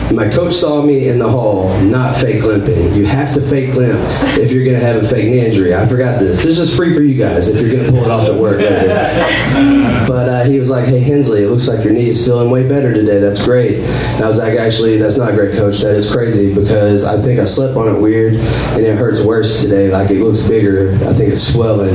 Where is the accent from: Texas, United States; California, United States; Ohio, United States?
Texas, United States; Northeast; moved away as an adult; now in Austin, United States; originally I am from Northeast Texas. Like I was born and raised there